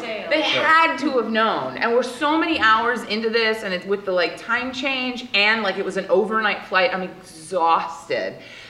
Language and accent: English; Louisiana, United States; I go to college in Hawaii, I'm from Louisiana, and I'm going back home for the summer.